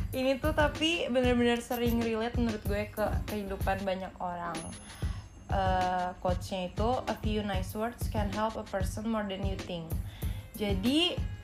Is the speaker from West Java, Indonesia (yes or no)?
yes; Bekasi, West Java, Indonesia; dulu kan gue anak Bekasi